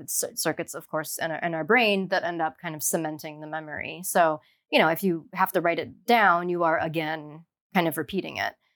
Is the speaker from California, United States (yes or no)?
no; Ohio, United States; moved away as an adult; now in Miami, United States; I grew up in Ohio